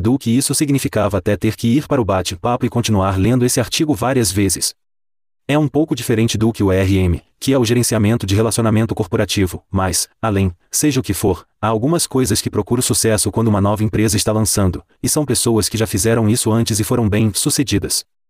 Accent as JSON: {"language": "Portuguese", "town": "Calgary", "region": "Alberta", "country": "Canada", "tie": "born or raised there", "said": "aqui em Calgary, na minha cidade natal"}